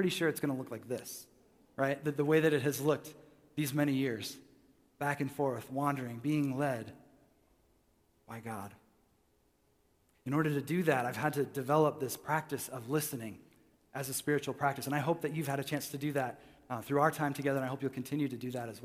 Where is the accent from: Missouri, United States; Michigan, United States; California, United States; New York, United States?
Michigan, United States; I was raised in Michigan